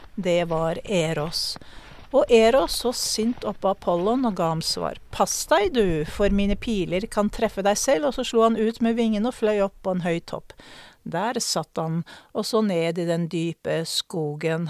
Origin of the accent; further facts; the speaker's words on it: Norway; jeg kom fra Norge